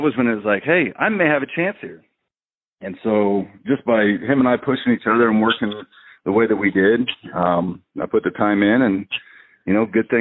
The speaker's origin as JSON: {"language": "English", "region": "Indiana", "country": "United States", "tie": "born or raised there", "moved": "as an adult", "said": "back home in Indiana"}